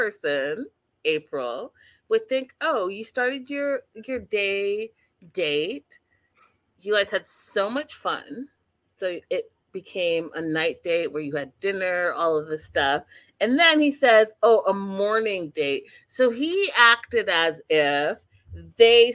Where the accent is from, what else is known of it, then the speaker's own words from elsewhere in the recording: Canada; I'm Canadian